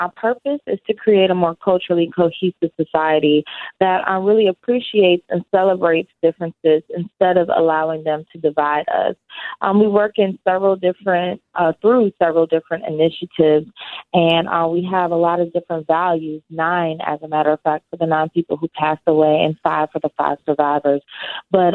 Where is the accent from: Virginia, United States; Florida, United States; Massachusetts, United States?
Virginia, United States; Newport News; I'm originally from Newport News, Virginia, and that is where I grew up